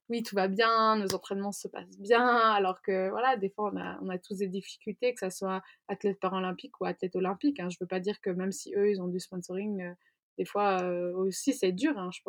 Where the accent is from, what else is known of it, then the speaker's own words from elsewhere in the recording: Zurich, Switzerland; Enfin, moi, je viens de Zurich, en fait, ma maman est, est zurichoise, donc je parle suisse